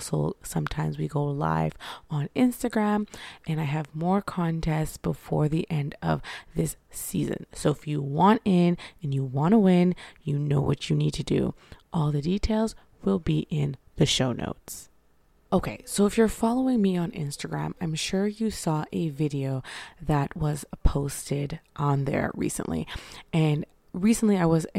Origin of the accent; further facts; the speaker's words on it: Canada; me being a Canadian